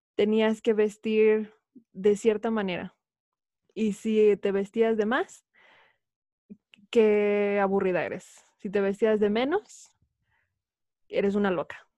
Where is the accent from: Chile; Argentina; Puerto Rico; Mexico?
Mexico; moved away as an adult; also born or lived in Idaho, United States; now in Utah, United States; nací y crecí en México, pero actualmente resido en Estados Unidos, específicamente en Utah